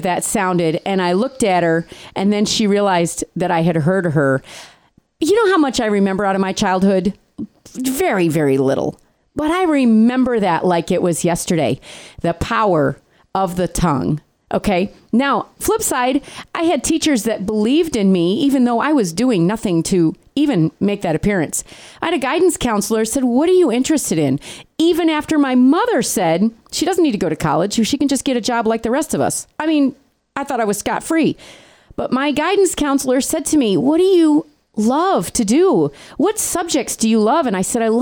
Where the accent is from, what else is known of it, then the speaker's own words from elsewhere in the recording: New York, United States; moved away; I grew up in New York